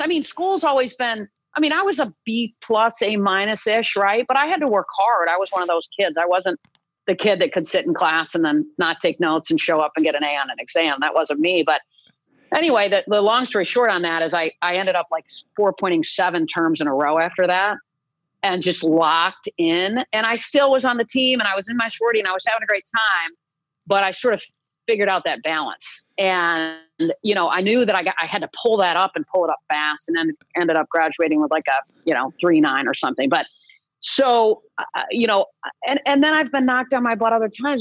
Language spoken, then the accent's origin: English; East Lansing, Michigan, United States; I grew up in East Lansing, Michigan